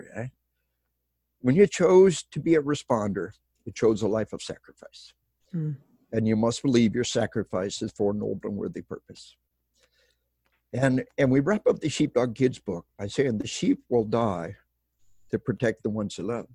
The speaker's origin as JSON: {"language": "English", "region": "Arkansas", "country": "United States", "moved": "yes", "said": "We are from Arkansas"}